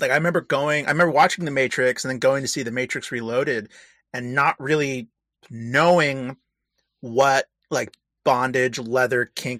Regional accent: United States; I'm an American

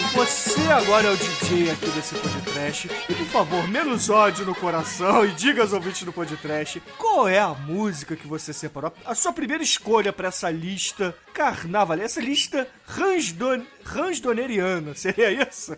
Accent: Rio de Janeiro, Brazil; eu sou carioca

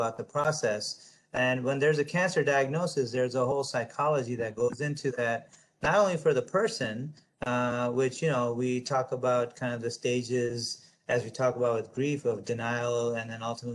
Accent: United States; I'm an American, I'm a proud American.

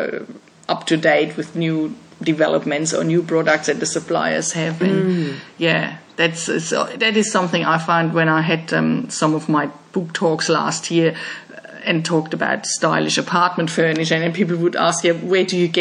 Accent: Germany; moved away as an adult; I'm from Germany, so we had in our houses, in the last ones we lived in, modern, like new apartments in our house, we always had wall-hung toilets. And then I came here

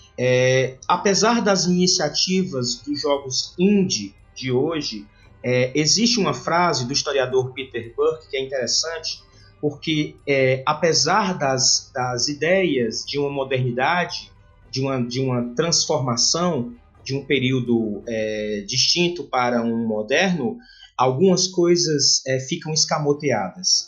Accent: Fortaleza, Ceará, Brazil; me encontro na região Nordeste, né, porque sou nordestino, sou fortalezense do Ceará

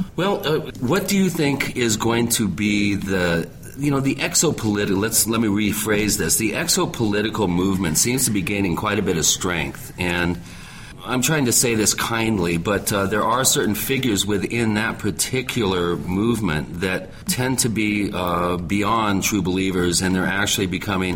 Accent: Washington, United States; I grew up in Washington State

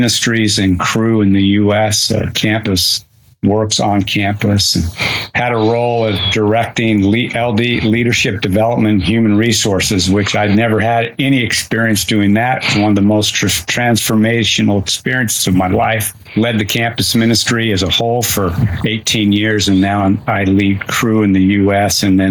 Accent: Utah, United States; I wasn't raised in a Christian home. And I'm from Utah. We were in a community where we were the kind of the anti-religious family.

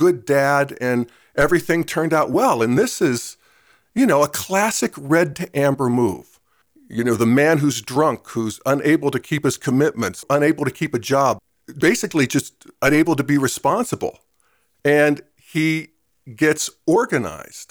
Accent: Western Pennsylvania, United States; moved away; where I grew up in Western Pennsylvania.

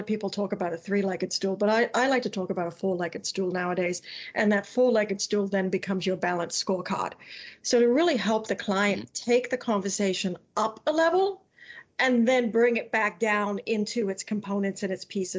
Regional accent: England, United Kingdom; I was brought up on mayonnaise, so even though I'm technically English, I still put mayonnaise on, you know, my ham and Swiss sandwich

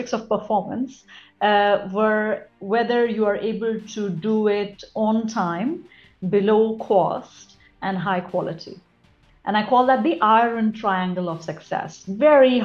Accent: India; moved away as an adult; also born or lived in Australia / United States; now in Singapore; I was born and brought up in India, but then I have lived and worked in Australia, which is below the equator, and in the US, which is above the equator. And now I am at the equator in Singapore.

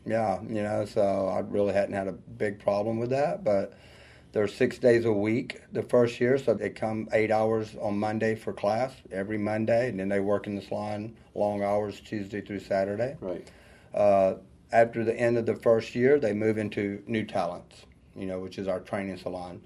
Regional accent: North Georgia, United States; also born or lived in Atlanta, Georgia; I grew up in North Georgia, you know, and uh, out in the country, actually. I'm definitely a country boy. You can hear from the accent

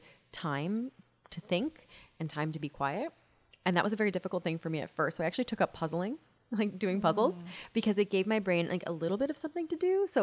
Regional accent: London, Ontario, Canada; moved away as an adult; now in Toronto, Canada; I grew up in London, Ontario

